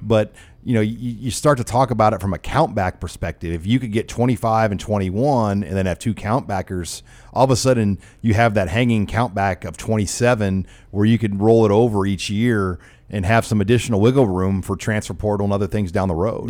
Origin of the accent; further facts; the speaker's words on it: Omaha, Nebraska, United States; where I grew up in South Omaha